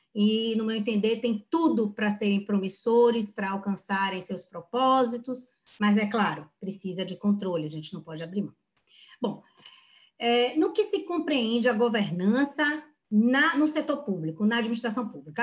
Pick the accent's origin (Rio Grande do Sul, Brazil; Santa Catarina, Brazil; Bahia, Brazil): Bahia, Brazil; eu, como boa baiana